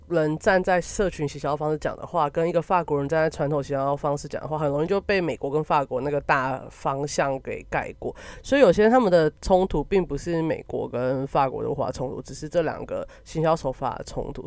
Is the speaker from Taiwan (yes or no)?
yes; Taiwan; 但身为一个台湾人，或是身为你处在一个小国家